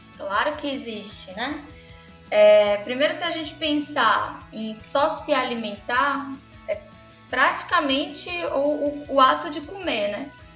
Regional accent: Salvador, Bahia, Brazil; Eu sou baiana

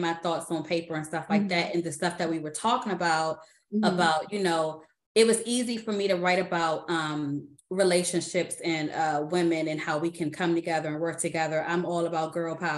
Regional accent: Washington, District of Columbia, United States; accent: D.C.; now in Maryland, United States; I am from the Washington, D.C. area. Mm-hmm. And everybody always talk about my D.C. accent.

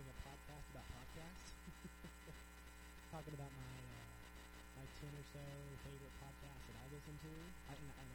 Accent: Missouri, United States; growing up in Missouri, you don't get a lot of Buddhism, you get a lot of Jesus is Lord

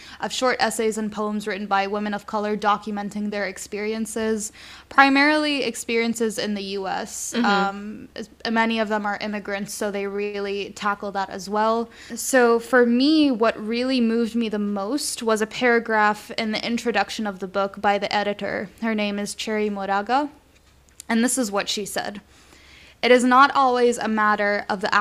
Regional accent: Lebanon; as I was growing up in Lebanon

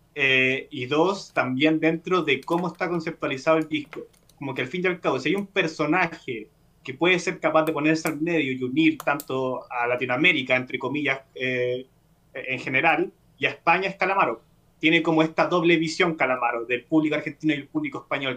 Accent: Chile; yo como, espectador chileno

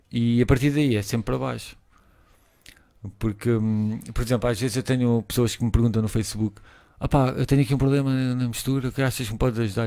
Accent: Portugal; eu sou português

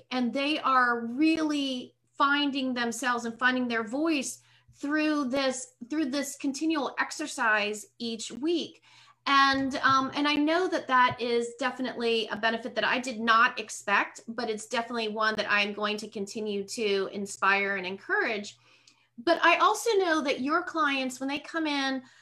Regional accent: Pittsburgh, Pennsylvania, United States; moved away as an adult; also born or lived in South Carolina / North Carolina; now in Lakeland, United States; I was born and raised in Pittsburgh

